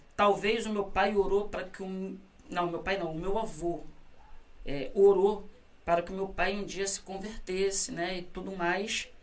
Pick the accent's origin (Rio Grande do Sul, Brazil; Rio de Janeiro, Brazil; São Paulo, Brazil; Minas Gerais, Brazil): Rio de Janeiro, Brazil; Fui nascido e criado na Vila do Pinheiro